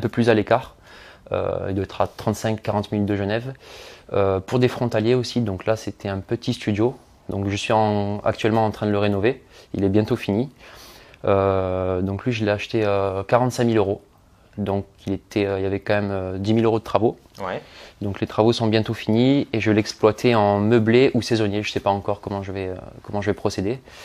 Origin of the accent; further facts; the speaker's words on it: Marseille, Provence-Alpes-Côte d'Azur, France; je suis originaire de Marseille